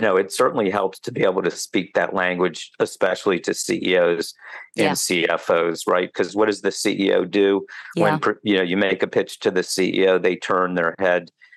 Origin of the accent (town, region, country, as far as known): United States